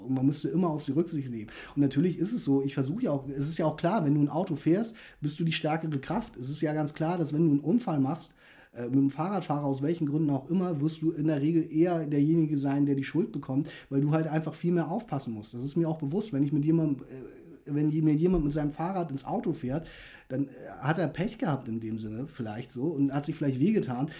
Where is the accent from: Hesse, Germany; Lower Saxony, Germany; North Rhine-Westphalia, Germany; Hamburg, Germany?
Hamburg, Germany; moved away as an adult; also born or lived in Korea; now in Stade, Germany; ich bin ja Ur-Hamburger, so gesehen, ich bin ja in Korea geboren, aber ich habe mein ganzes Leben lang in Hamburg verbracht